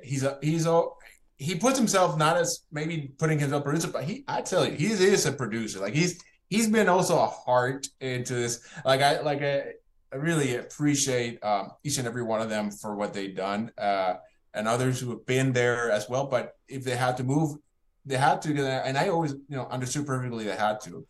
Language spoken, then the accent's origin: English; Puerto Rico; I was born in Puerto Rico